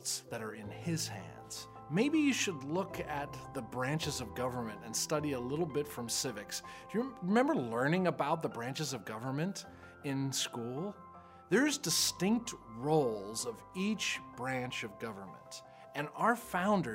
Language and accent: English; United States